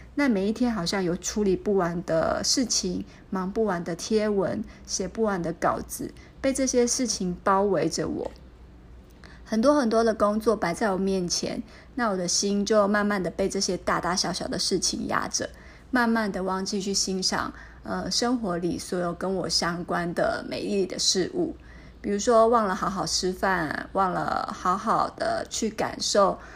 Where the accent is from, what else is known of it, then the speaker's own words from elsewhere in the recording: Kaohsiung, Taiwan; moved away as an adult; now in Taipei, Taiwan; 我是一个北漂的孩子。那我从十八岁开始就离开了我的家乡高雄，来到了台北念书、就业